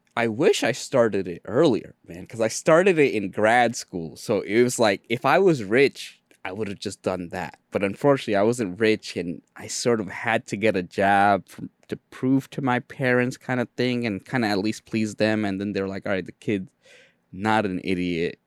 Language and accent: English; New York City, New York, United States; English is a second language; I'm in Jamaica, Queens. We were one of the earlier Bengali families.